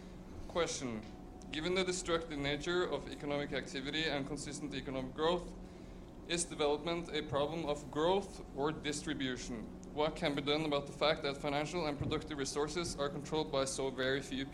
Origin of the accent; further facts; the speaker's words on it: Norway; I'm from Norway. I study economics and philosophy.